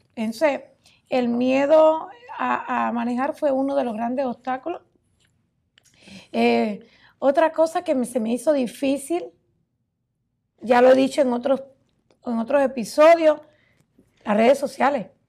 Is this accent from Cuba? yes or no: yes; Cuba; moved away as an adult; now in United States; en mi país, Cuba